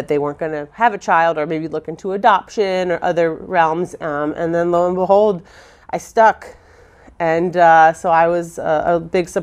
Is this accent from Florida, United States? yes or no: yes; Palm Beach, Florida, United States; I was born in Palm Beach, Florida